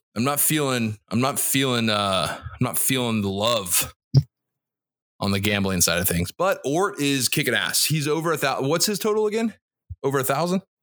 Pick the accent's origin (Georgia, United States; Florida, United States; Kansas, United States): Florida, United States; Jacksonville; Jacksonville, Florida, my hometown